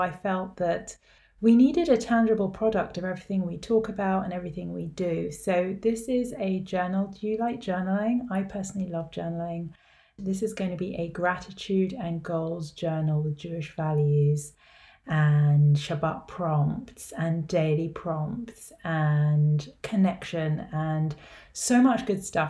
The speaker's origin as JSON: {"language": "English", "region": "London", "country": "United Kingdom", "tie": "born or raised there", "said": "I grew up in London with Safaadi Israeli mother"}